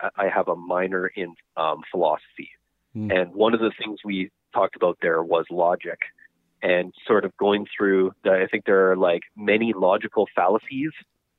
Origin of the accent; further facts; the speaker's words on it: Winnipeg, Manitoba, Canada; also born or lived in Bagotville, Quebec / Rivers, Manitoba / Verdon, Manitoba; And I grew up in Verdon, spent summers there with my grandparents often, and we moved to Winnipeg when I was in grade 2. Okay. And lived here ever since.